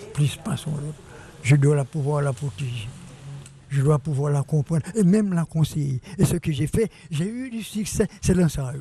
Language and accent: French; Jérémie, Grand'Anse, Haiti; ma ville natale et du pays de mon père